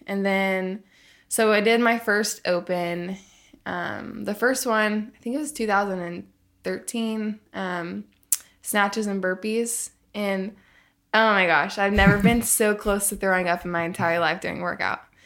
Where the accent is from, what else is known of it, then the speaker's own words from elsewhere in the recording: Tulsa, Oklahoma, United States; also born or lived in Arkansas; so I grew up in Arkansas, and then I lived in Tulsa, Oklahoma for a lot of growing up